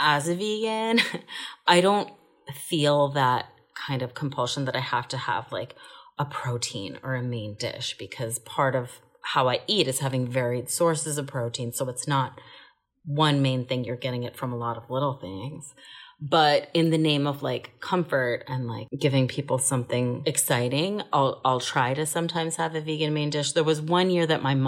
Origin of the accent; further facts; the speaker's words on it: Bethesda, Maryland, United States; I grew up in Bethesda, Maryland, and we lived with my Colombian grandma